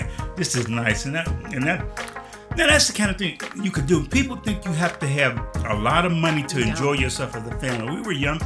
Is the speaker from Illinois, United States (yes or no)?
yes; Chicago, Illinois, United States; we're from Chicago